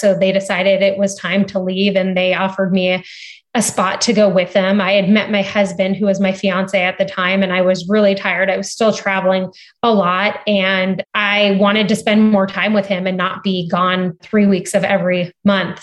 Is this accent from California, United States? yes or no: yes; Cardiff by the Sea, California, United States; moved away as an adult; also born or lived in San Diego / Stanford; I was born and raised in San Diego. I grew up in a beautiful town called Cardiff by the Sea.